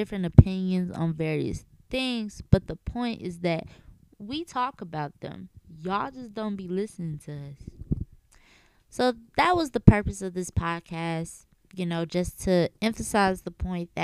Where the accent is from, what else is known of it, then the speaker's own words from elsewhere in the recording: Chicago, Illinois, United States; I'm from Chicago, Illinois. I was born and raised on the south side of Chicago